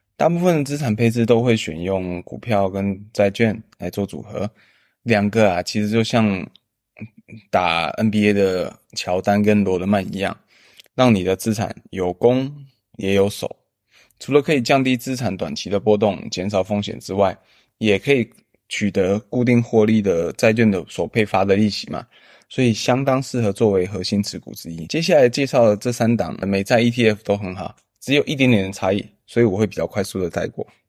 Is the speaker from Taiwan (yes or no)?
yes; Taiwan; 我们台湾人